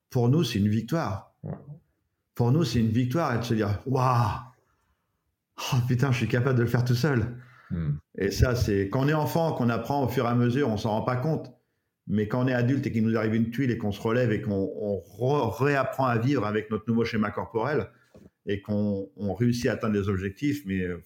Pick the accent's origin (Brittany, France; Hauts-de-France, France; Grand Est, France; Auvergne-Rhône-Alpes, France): Brittany, France; Breton; en tant que breton